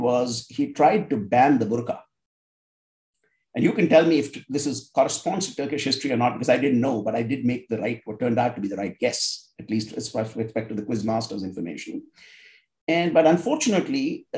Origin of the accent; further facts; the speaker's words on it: India; I grew up in India